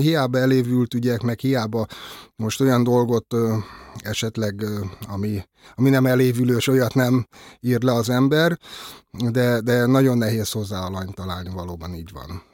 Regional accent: Budapest, Hungary; egyszerű cinkotai paraszgyerek lévén

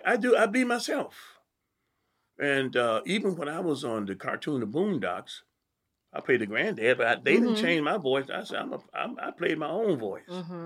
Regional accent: Detroit, Michigan, United States; I'm from Detroit.

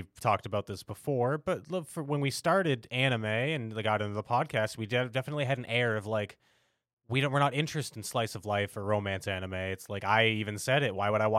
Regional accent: United States; as an American anime fan who grew up in Toonami

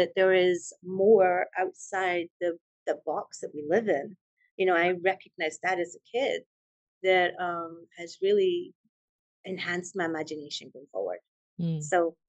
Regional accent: Edinburgh, Scotland, United Kingdom; moved away as an adult; also born or lived in Maryland / Texas; now in Conroe, United States; Scotland. I'm from Scotland, Edinburgh to be exact.

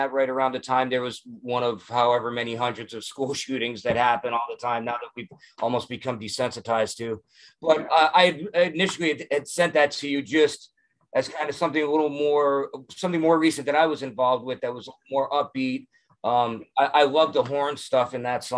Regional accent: Wyoming Valley, Pennsylvania, United States; growing up where I grew up in the Wyoming Valley, like we're 90 miles from Manhattan, 90 miles from Philly

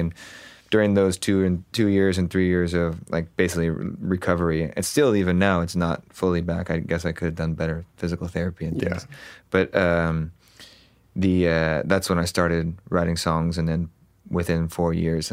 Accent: Huntington Beach, California, United States; also born or lived in Los Angeles, United States; I grew up in Orange County, so Huntington Beach

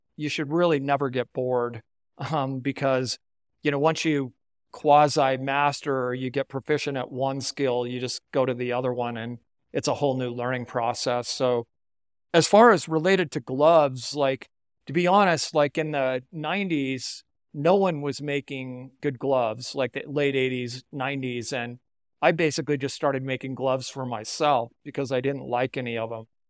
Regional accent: Salt Lake City, Utah, United States; I grew up in Salt Lake City

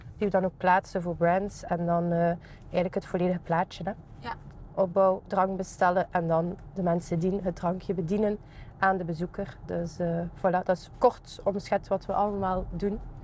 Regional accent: Ghent, Flanders, Belgium; Ik ben ook zelf van Gembruggen afkomstig

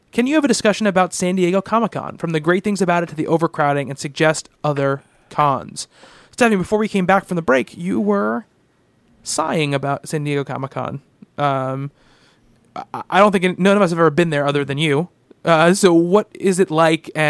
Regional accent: Canada; I enjoyed the two fours, and yes, I'm Canadian, and I'm no, and I'm not a hockey fan.

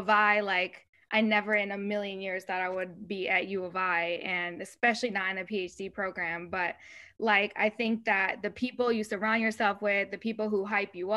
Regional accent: United States; first language Spanish; English is a second language; also born or lived in Spain; And then I came to the US with my mom

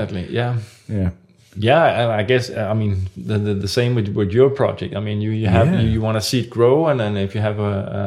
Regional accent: Copenhagen, Capital Region of Denmark, Denmark; I'm from Copenhagen

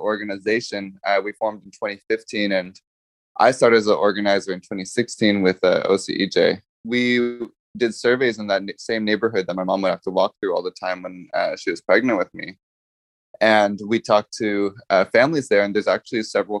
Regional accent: Santa Ana, California, United States; I grew up in Santa Ana. I was born and raised here

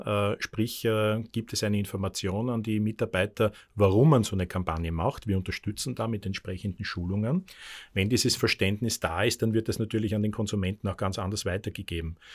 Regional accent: Austria; das muss ich als Österreicher traurigerweise sagen

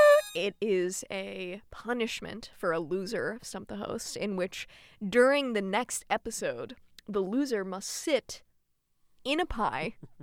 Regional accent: Colorado, United States; I'm from Colorado.

